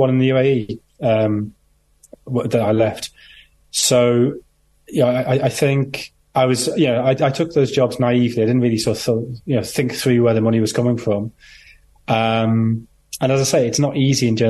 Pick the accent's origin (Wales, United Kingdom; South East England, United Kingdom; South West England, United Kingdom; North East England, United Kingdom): North East England, United Kingdom; Sunderland; I grew up in Sunderland. I'm a Sunderland fan